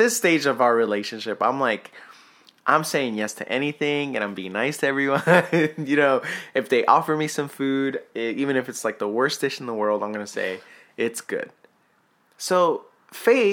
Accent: New Mexico, United States; I grew up in New Mexico

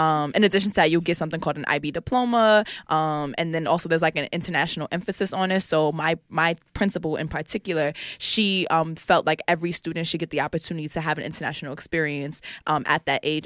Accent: New York City, New York, United States; also born or lived in Harlem; I'm from the Bronx and I grew up between the Bronx and Harlem

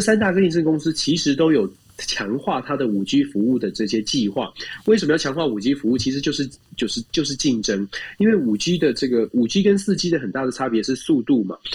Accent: Taiwan; now in United States; 我们是台湾来的

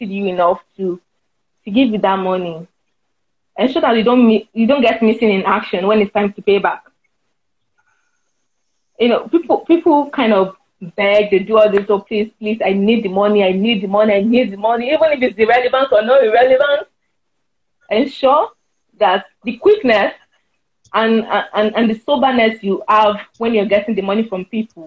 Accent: Ikire, Osun, Nigeria; I'm from Ikire, a small town.

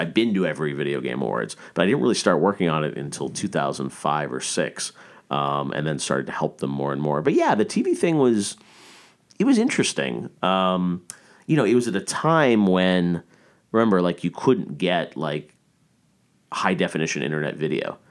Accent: Toronto, Ontario, Canada; I started as a kid growing up in Canada.

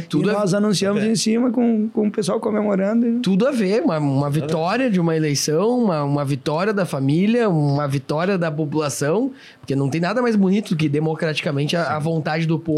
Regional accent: Rio Grande do Sul, Brazil; próximo governador do Rio Grande do Sul? Da minha terra.

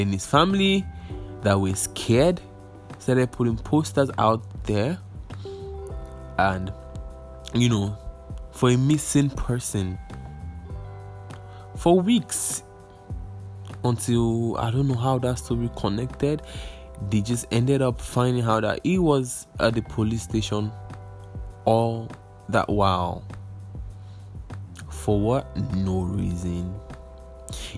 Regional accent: Nigeria; Nigerians, we

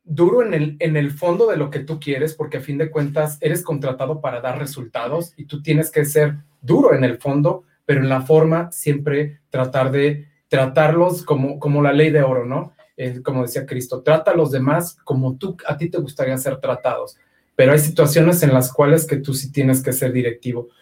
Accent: Aguascalientes, Mexico; soy nacido en Aguascalientes.

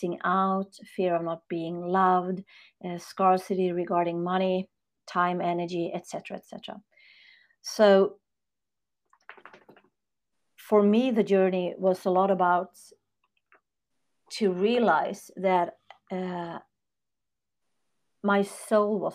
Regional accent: Sweden; I'm born and raised in Sweden, north of Europe

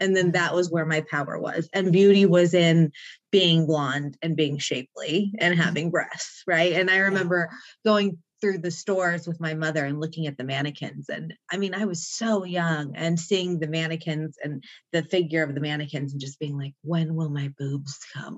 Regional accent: Mission Viejo, California, United States; I grew up on Lake Mission Viejo, which is in South Orange County

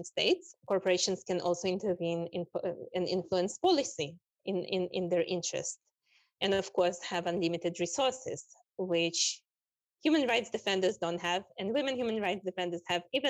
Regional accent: Israel; also born or lived in Russia; I grew up in Palestine, Israel, but I was born in Russia

